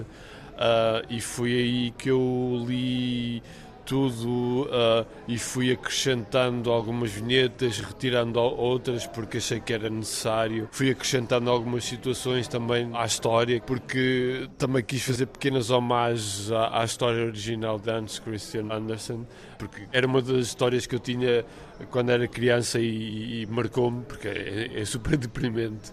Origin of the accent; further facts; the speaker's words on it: Amarante, Norte, Portugal; a minha terra, com a minha cidade, que é Amarante